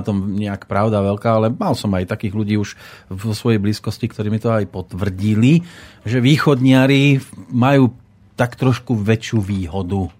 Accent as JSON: {"language": "Slovak", "country": "Slovakia"}